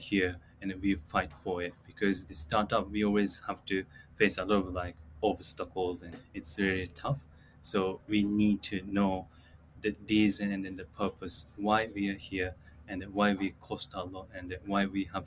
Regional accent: Chiba, Japan; also born or lived in Sarasota, Florida, United States; I was born and raised in Chiba Prefecture

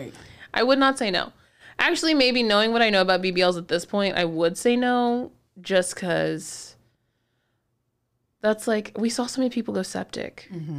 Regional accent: South Texas, United States; I am from South Texas

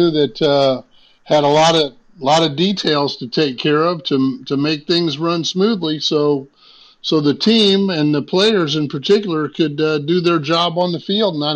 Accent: Decatur, Illinois, United States; moved away as an adult; also born or lived in Philadelphia; my hometown in Decatur, Illinois

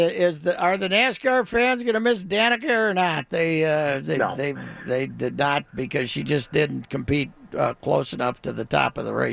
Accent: Minnesota, United States; he once called me a communist because I was from Minnesota.

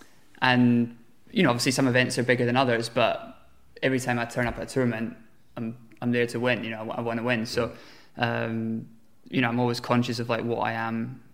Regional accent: United Kingdom; So for me, being British and like living in London, everything's at home for me.

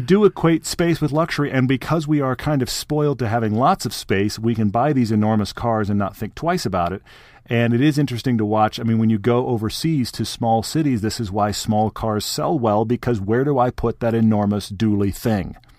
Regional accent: Texas, United States; I grew up in Texas

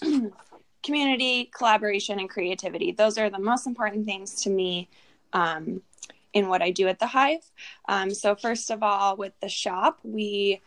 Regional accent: Garden Valley, California, United States; also born or lived in Placerville, California; I was born in Placerville, grew up in Garden Valley, and now I found myself back in Placerville.

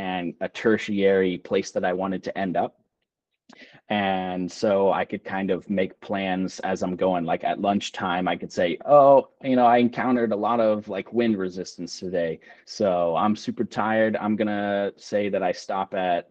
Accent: Houston, Texas, United States; I'm from Houston and I'm used to very cruel and punishing heat and humidity.

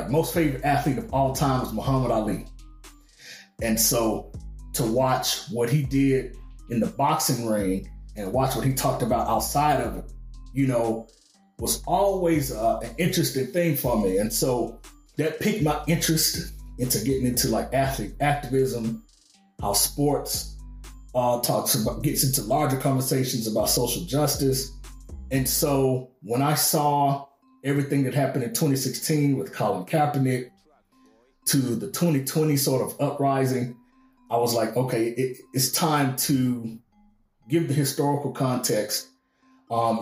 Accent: Arkansas, United States; I grew up in the South, grew up in Arkansas

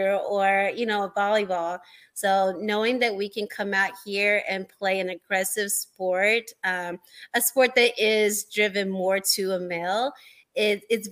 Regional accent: Nashville, Tennessee, United States; we had a women's football team here in my hometown

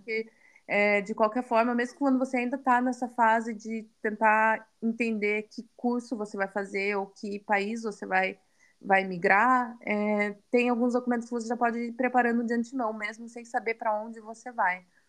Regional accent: Curitiba, Paraná, Brazil; moved away as an adult; now in Berlin, Germany; eu nasci em Curitiba, eu cresci em Curitiba

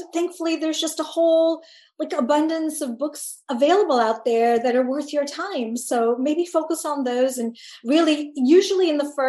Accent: Tanzania; born there; I'm a Punjabi Desi diasporic person who grew up all over the world. Most specifically, I was born in Tanzania

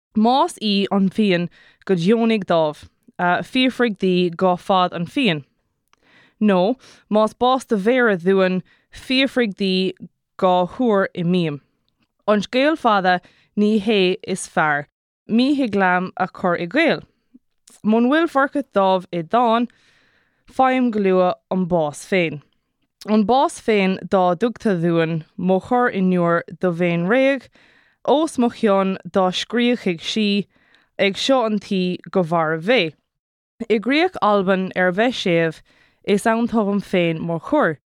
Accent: Kerry, Munster, Ireland; I'm from Kerry

